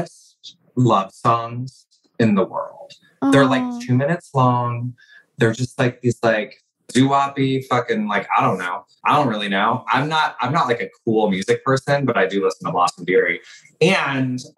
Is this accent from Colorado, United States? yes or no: no; Atlanta, Georgia, United States; moved away as an adult; also born or lived in Los Angeles; now in New York, United States; I grew up in Georgia, in Atlanta